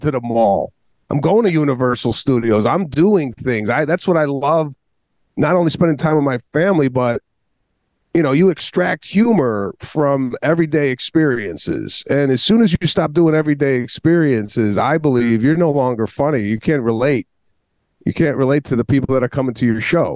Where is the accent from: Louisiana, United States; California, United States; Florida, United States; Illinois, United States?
Illinois, United States; Chicago; I grew up in the northwest suburbs of Chicago